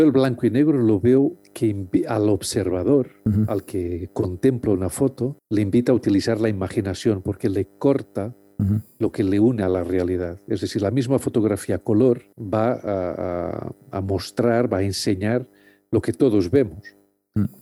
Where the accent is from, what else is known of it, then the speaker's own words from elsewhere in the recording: Lisbon, Portugal; moved away as an adult; now in Madrid, Spain; yo soy de Lisboa y siempre tuve mucho contacto con el agua, siempre nací en un barrio al lado del río Tajo.